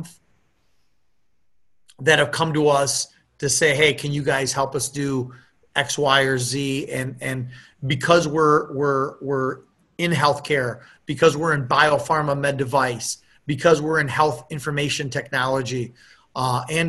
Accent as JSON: {"language": "English", "town": "Appleton", "region": "Wisconsin", "country": "United States", "tie": "born or raised there", "said": "when I grew up in Appleton, Wisconsin, I knew all my neighbors"}